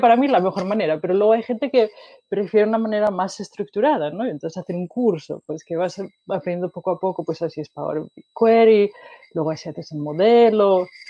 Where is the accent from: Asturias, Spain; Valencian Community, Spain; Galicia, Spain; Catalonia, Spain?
Asturias, Spain; moved away as an adult; also born or lived in Wales; now in Sweden; nací en Asturias, que es en el norte de España, y eh, estudié en Asturias también